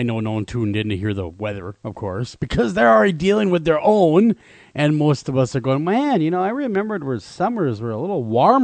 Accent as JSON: {"language": "English", "region": "Minnesota", "country": "United States", "tie": "born or raised there", "said": "in my home state, the Timberwolves."}